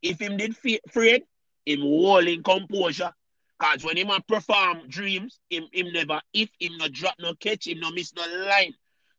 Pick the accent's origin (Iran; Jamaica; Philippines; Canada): Jamaica; As our Jamaican people that say